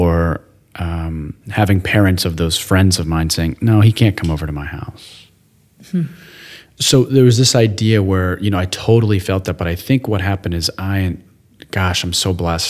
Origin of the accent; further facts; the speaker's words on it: United States; being a young man growing up in the United States